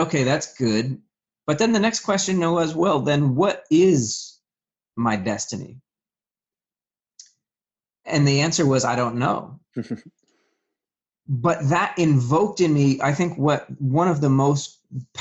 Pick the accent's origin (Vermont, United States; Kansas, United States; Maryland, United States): Vermont, United States; I'm originally from Vermont. And so as the story goes, you know, I had a pretty rough childhood